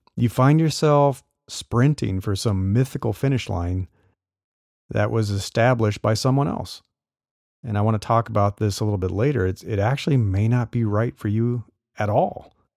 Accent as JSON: {"language": "English", "region": "Nebraska", "country": "United States", "tie": "born or raised there", "said": "I grew up in Nebraska"}